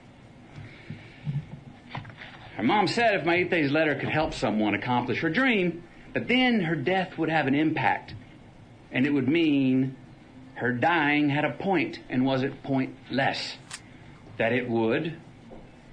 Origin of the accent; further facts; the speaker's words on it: Uvalde, Texas, United States; moved away; my stories from my hometown, Uvalde